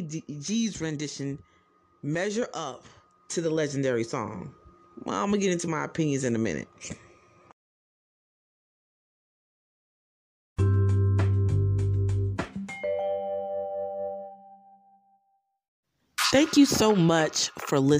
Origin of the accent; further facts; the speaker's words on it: New Jersey, United States; I'm from Jersey